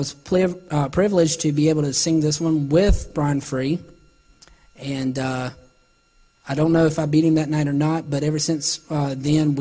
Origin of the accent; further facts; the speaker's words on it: Salisbury, North Carolina, United States; born or raised there